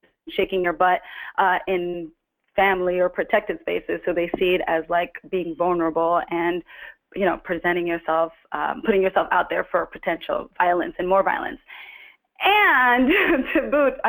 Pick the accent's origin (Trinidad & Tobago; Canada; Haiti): Trinidad & Tobago; moved away; also born or lived in New Jersey, United States; I was born in Trinidad and grew up partly in Trinidad and grew up partly in New Jersey